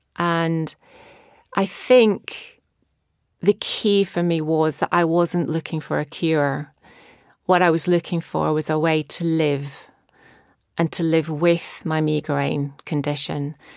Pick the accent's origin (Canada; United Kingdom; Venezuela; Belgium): United Kingdom; Scotland; now in Brighton, United Kingdom; growing up in Scotland